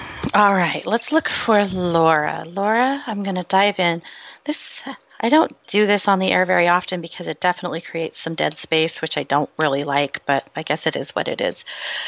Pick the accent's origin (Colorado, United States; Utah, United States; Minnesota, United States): Utah, United States; also born or lived in Idaho; I swear I don't have a speech impediment, and I'm from Utah and Idaho.